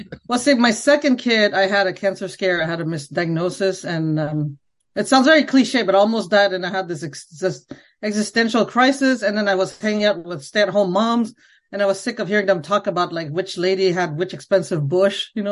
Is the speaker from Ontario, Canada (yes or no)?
no; Montreal, Quebec, Canada; first language Khmer; English is a second language; moved away as an adult; now in Washington, D.C., United States; I- I'm from Montreal. I grew up in Montreal